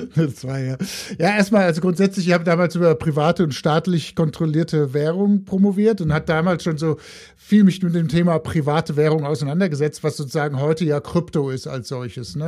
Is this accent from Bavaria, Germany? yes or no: no; Frankfurt, Hesse, Germany; accent: Hessian, northern; moved away as an adult; also born or lived in Heidelberg / Hamburg / Paris / United States; now in Mountain View, United States; ich bin mal in Heidelberg geboren, habe dann auch in, in der Frankfurter Gegend Abitur gemacht